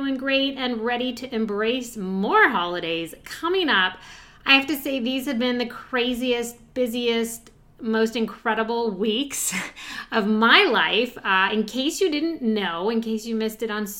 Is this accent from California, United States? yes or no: yes; California, United States; moved away as an adult; also born or lived in Chicago / Iowa / Austin; now in East Coast, United States; I grew up in California, and then I lived in Chicago for a short time, and I even lived in Iowa for a very short time, and then back to California, and then to Austin